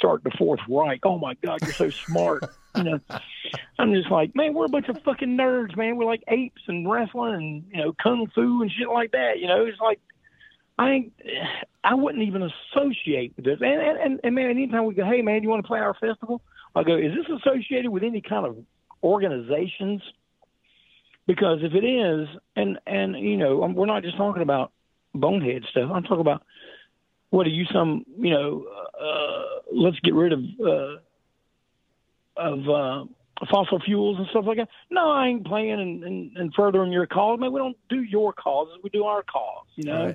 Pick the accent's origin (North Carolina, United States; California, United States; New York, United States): North Carolina, United States; Charlotte; accent: Southern; We're from Charlotte, North Carolina, the home of NASCAR, the home of wrestling